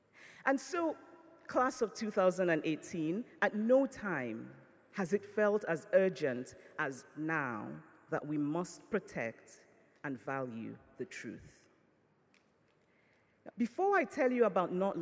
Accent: Nigeria; I grew up in Nigeria through military dictatorships and through incipient democracies

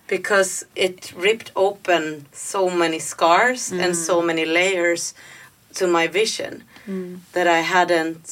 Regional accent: Finland; now in Gothenburg, Sweden; I live in Gothenburg, and I originally come from Finland

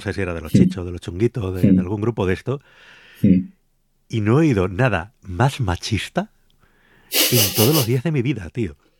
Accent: Canary Islands, Spain; now in Madrid, Spain; me crié en Canarias

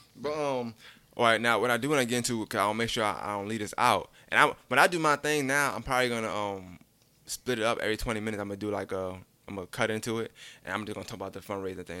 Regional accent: New York City, New York, United States; moved away; also born or lived in Augusta; I'm from Brooklyn

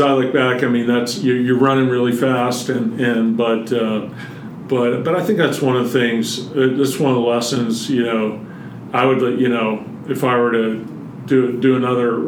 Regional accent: North Carolina, United States; now in Colorado, United States; I grew up mostly in North Carolina, but moved out here in 1988

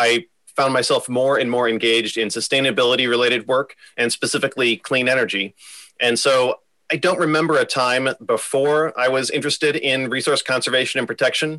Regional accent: Omaha, Nebraska, United States; also born or lived in Houston, Texas; I am from Omaha originally. I went to Westside High School

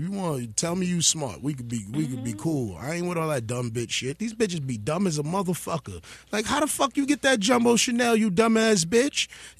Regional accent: East Coast, United States; as a kid growing up on the East Coast

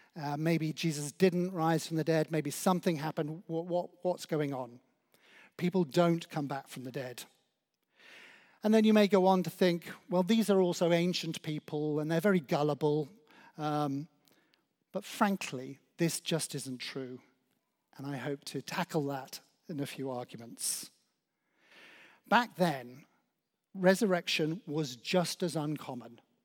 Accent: Oswestry, West Midlands, United Kingdom; now in Claygate, United Kingdom; as a child growing up in Oswestry in Shropshire

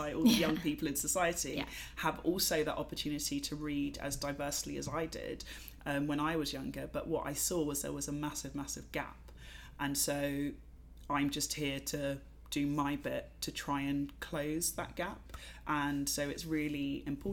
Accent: London, United Kingdom; I'm from London. I am a Black British woman of Jamaican heritage who's grown up in London

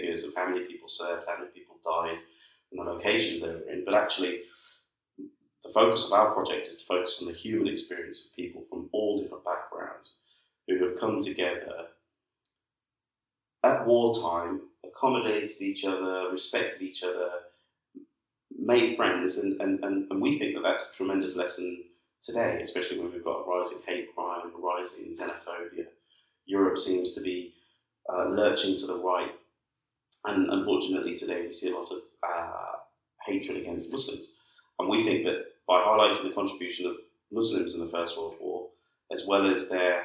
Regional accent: United Kingdom; being British

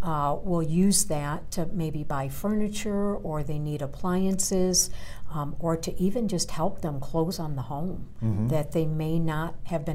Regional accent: Chicago, Illinois, United States; now in Colorado, United States; I'm originally from Chicago, but I moved to Colorado in 1978. So I've been here many years.

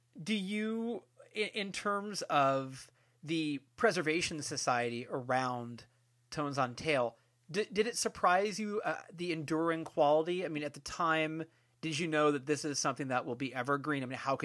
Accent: Bay Area, California, United States; I'm from California, I'm from the Bay Area

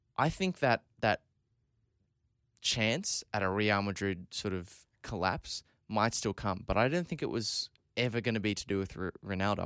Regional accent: Scotland, United Kingdom; I'm about to defend England here as the Scottish person in the room

